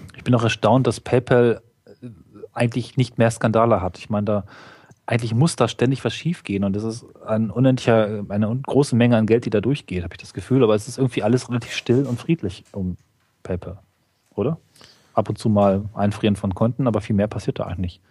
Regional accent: Germany; als Deutscher

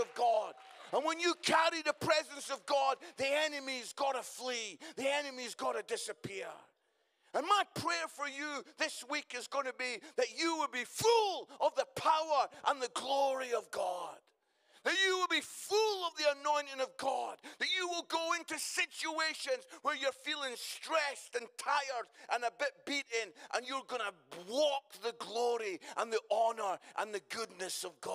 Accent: Musselburgh, Scotland, United Kingdom; I come from Musselburgh, just outside Edinburgh

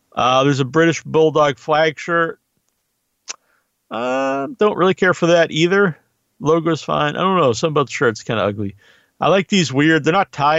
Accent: Massachusetts, United States; I'm from New England. I'm from Massachusetts

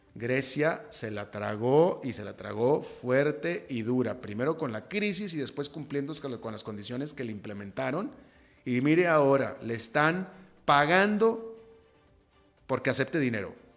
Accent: Monterrey, Nuevo León, Mexico; moved away as an adult; also born or lived in United States; now in Costa Rica; yo soy de Monterrey, México, que es una ciudad muy, muy, muy, muy emprendedora

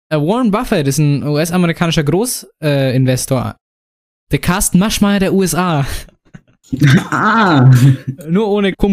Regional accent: Saarland, Germany; Nee, ja, vielleicht, vielleicht komme ich auch, ich aus dem Saarland und bin normales Schaf.

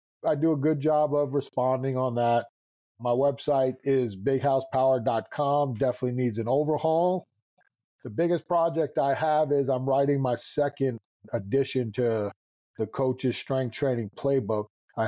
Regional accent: New York, United States; I'm a New Yorker, man. That's just the way it is, man.

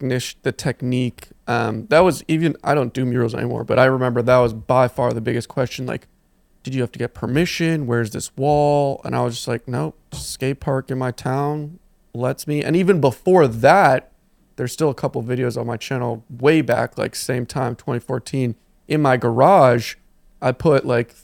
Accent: Connecticut, United States; Because where I grew up in Connecticut, it's like more suburban, not city. Also, there's no graffiti.

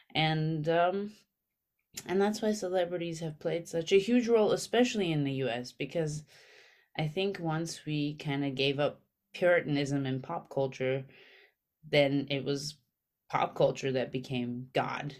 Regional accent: Armenia; now in New York, United States; I grew up very poor in Armenia

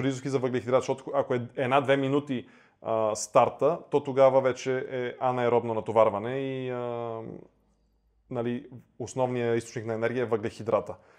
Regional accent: Bulgaria; тук в България, а, нали, ние сме българи, нали, обичаме си страната

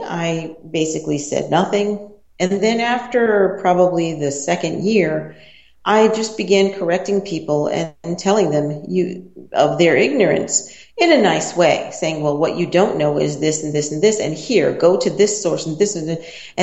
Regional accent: United States; moved away as an adult; the United States of America, my home country

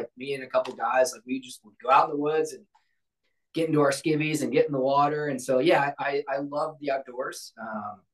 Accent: St. Louis, Missouri, United States; I grew up in Missouri. I grew up in St. Louis

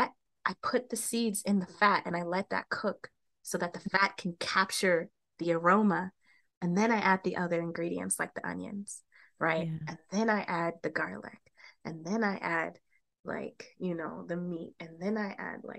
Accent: Colorado, United States; I'm from Colorado, bitches. Like, don't hate on my perfect accent

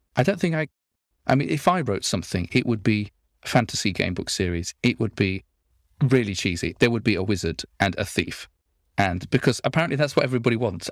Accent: Nottingham, East Midlands, United Kingdom; I come from Nottingham, and one of my, our local hero there is Robin Hood

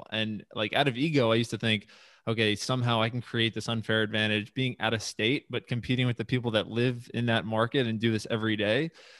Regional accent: Long Island, New York, United States; That's just not realistic growing up in Long Island or living in New York City and wanting to kind of maintain a lifestyle, but invest in areas that it makes sense.

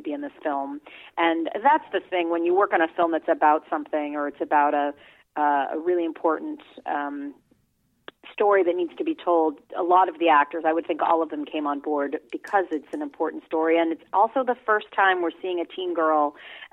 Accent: New York City, New York, United States; I grew up in New York City.

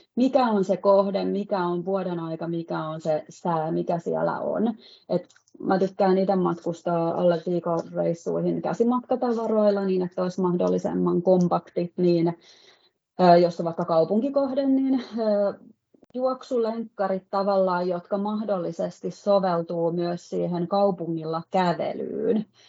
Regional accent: Valkeakoski, Pirkanmaa, Finland; now in Helsinki area, Finland; mun kotipaikka Valkeakoski, eli on sieltä kotoisin

